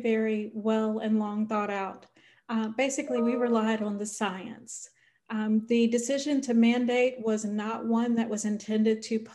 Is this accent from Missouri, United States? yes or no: no; North Carolina, United States; I'm originally from North Carolina